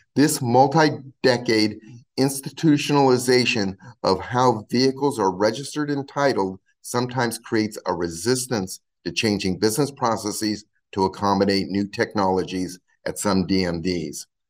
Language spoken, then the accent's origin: English; California, United States; my home state of California